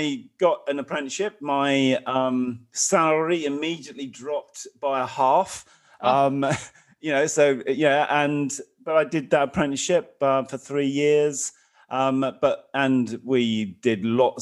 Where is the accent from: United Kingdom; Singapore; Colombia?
United Kingdom; North Suffolk, East of England; I was born in Suffolk, North Suffolk, in a very small village. I come from a kind of working class background. Lived in a council house.